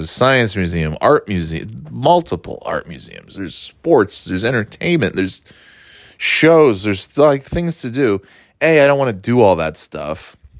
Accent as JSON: {"language": "English", "region": "upstate New York", "country": "United States", "tie": "born or raised there", "moved": "as an adult", "said": "being from, uh, a much quieter place in upstate New York"}